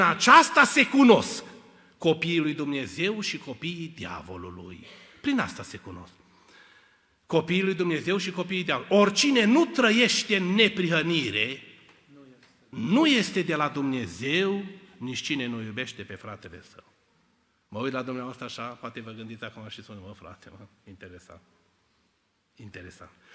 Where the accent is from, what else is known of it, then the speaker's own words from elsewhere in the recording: Cluj-Napoca, Cluj County, Romania; Noi eram trei tineri de la Cluj